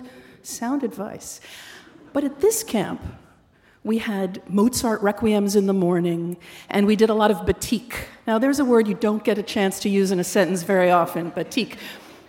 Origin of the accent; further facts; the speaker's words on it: Syosset, New York, United States; I grew up on Long Island in the town of Syosset